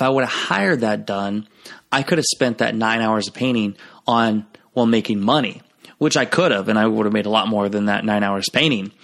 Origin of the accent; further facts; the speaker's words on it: Garnavillo, Iowa, United States; moved away as an adult; Clayton Ridge High School, which is where my hometown is, Garnerville, Iowa